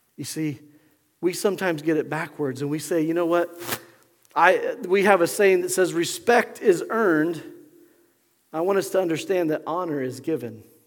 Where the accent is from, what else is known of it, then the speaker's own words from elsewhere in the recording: Pueblo, Colorado, United States; I remember growing up in Pueblo, Colorado.